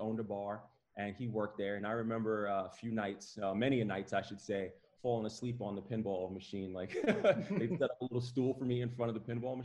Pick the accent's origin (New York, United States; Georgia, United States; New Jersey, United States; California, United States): New York, United States; New York City; now in Central Florida, United States; I grew up in the Bronx. I grew up in the Bronx, New York